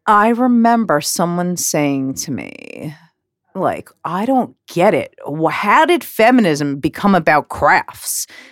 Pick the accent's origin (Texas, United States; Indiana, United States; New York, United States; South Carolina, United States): New York, United States; growing up in New York